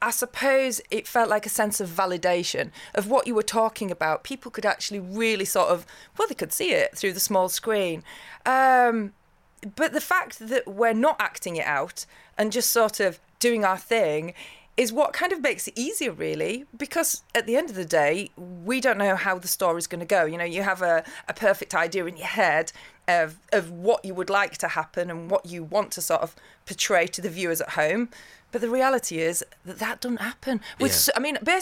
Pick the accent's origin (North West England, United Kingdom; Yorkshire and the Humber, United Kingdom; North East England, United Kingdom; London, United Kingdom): Yorkshire and the Humber, United Kingdom; I'm from Yorkshire